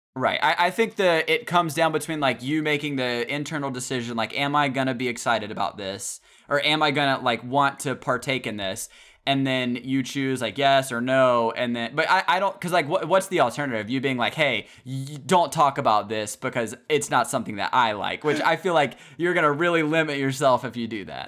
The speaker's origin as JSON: {"language": "English", "region": "the South", "country": "United States", "tie": "born or raised there", "said": "growing up in the South"}